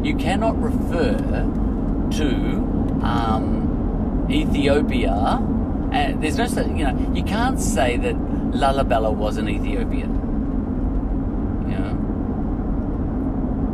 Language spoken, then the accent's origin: English; Australia; I'm an Australian